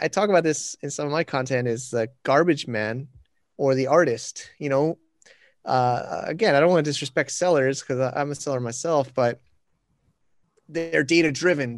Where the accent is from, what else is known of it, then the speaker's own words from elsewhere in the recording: United States; now in China; I'm a American, but I'm in China